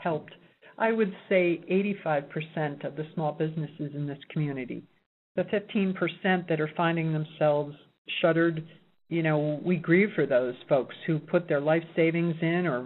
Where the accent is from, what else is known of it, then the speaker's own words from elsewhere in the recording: New York City, New York, United States; now in Reno, United States; I'm from New York City